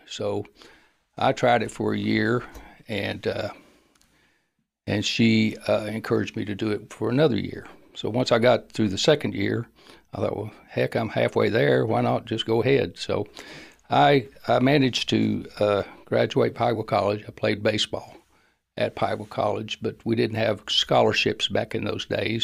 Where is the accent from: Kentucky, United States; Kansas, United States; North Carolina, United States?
Kentucky, United States; Pikeville; I grew up in Pikeville, Kentucky.